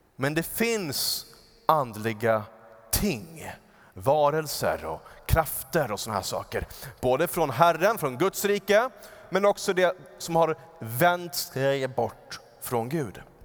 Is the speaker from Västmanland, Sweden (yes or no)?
no; Upplands Väsby, Stockholm County, Sweden; där jag växte upp, så eh, utanför vårt fönster så var det en ganska stor äng i Upplands Väsby.